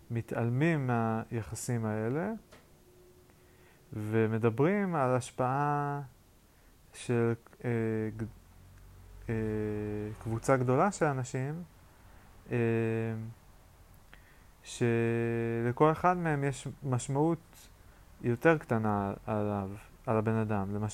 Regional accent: Yokneam, Northern District, Israel; אני במקור מהצפון, מיוקנעם, לפני זה מקיבוץ, אז אני גם קצת קיבוצניק, אני כאילו קצת סלט.

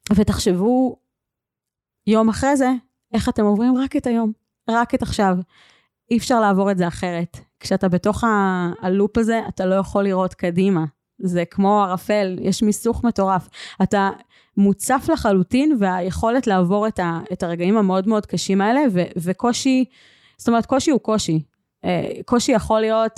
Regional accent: Northern Israel, Israel; moved away as an adult; גרתי בצפון 18 שנה

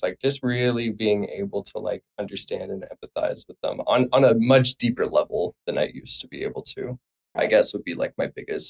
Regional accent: Phoenix, Arizona, United States; moved away; I'm from Phoenix, Arizona

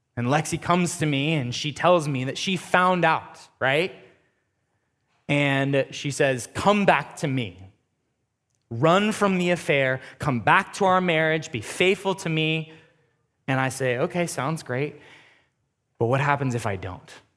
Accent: United States; being an American Christian

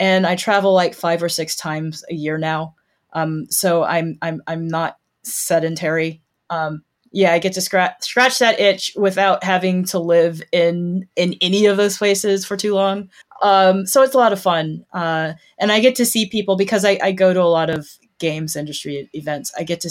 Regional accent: Nashville, Tennessee, United States; moved away as an adult; also born or lived in New York / Iowa; I am a native of Nashville, Tennessee

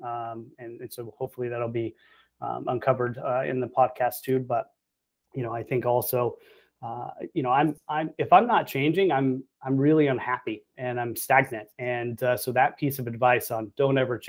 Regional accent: Arlington, Texas, United States; moved away as an adult; now in Florida, United States; I'm actually from Arlington, Texas. So I went to Miller Elementary, Young Junior High, Martin High School in Arlington, and grew up in the DFW Metroplex

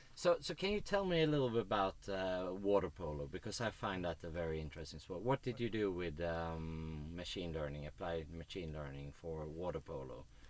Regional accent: Sweden; we Swedes

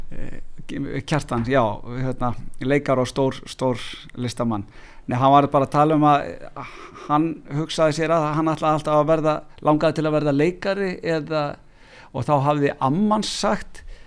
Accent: Hafnarfjörður, Capital Region, Iceland; nú er ég komin í heimabæin minn, Hafnarfjörð

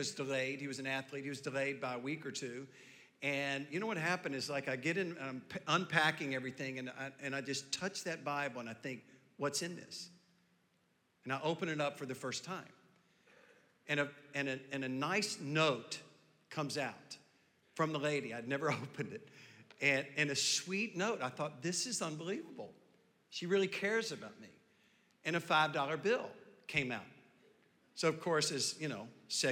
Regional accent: the South, United States; I was raised in the South

